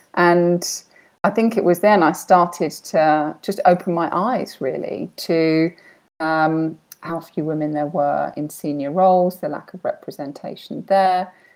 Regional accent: United Kingdom; now in Bahrain; I am British, but currently living in Bahrain in the Middle East

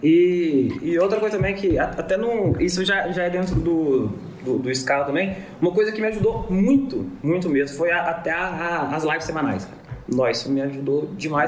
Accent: Divinópolis, Minas Gerais, Brazil; Sou de Divinópolis aqui, em Minas

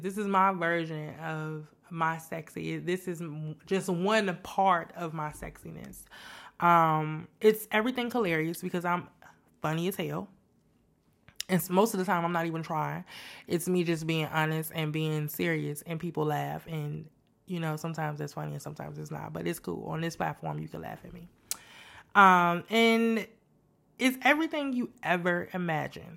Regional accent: Chicago, Illinois, United States; moved away as an adult; also born or lived in San Antonio, Texas; now in Houston, United States; I'm originally from Chicago, born and raised on the west side of Chicago, the best side of town

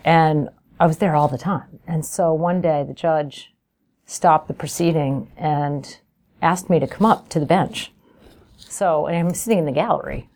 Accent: Albany, New York, United States; I'm from Albany, New York

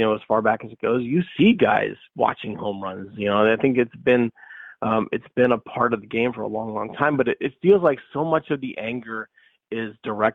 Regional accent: St. Louis, Missouri, United States; I grew up in St. Louis

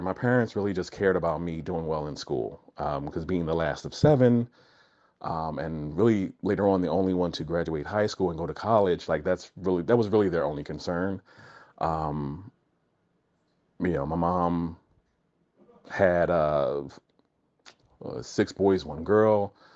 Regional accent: New Jersey, United States; I was born and raised in New Jersey, uh, but my family's from Florida and Alabama

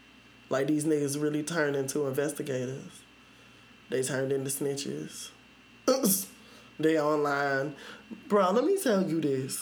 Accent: the South, United States; I'm from the South

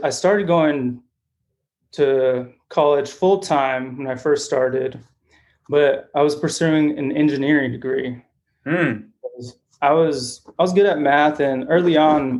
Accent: Phoenix, Arizona, United States; also born or lived in Mexico; I grew up in Phoenix, Arizona

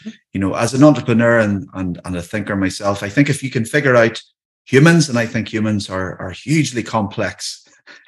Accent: Northern Ireland, United Kingdom; I live in Ireland. I live in the north of Ireland, but I'm Irish

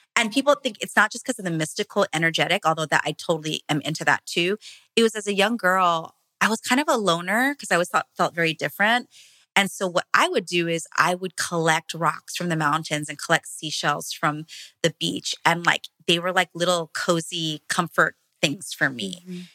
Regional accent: Hawaii, United States; moved away; my husband and I come from Hawaii, small plantation town. Our grandparents were both immigrants from the Philippines. So we grew up in farmland

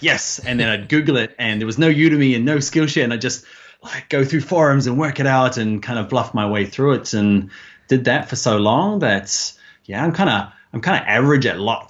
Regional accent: New Zealand; now in Ireland; So I'm a Kiwi.

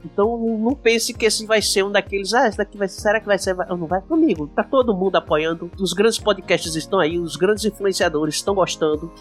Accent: Paraíba, Brazil; accent: paraibano; now in Extremoz, Brazil; Eu sou paraibano, mas estou morando no Rio Grande do Norte, numa cidade chamada Extremóis

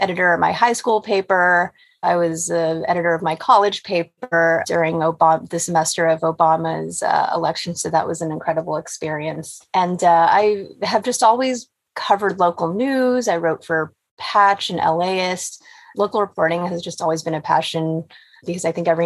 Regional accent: Los Angeles, California, United States; I grew up in Tujunga, which is at the base of the mountains, just at the north edge of the valley.

